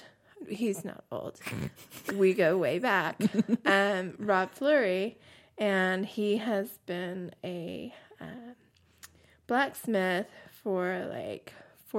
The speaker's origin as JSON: {"language": "English", "region": "Southeast Texas", "country": "United States", "tie": "born or raised there", "accent": "Cajun", "moved": "yes", "said": "I came back from Southeast Texas"}